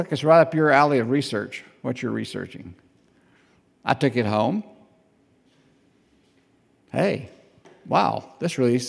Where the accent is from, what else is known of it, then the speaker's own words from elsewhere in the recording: Southside, Alabama, United States; I was from Southside